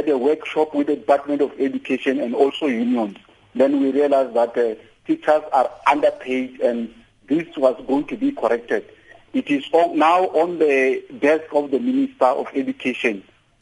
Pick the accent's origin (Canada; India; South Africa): South Africa; as South African teachers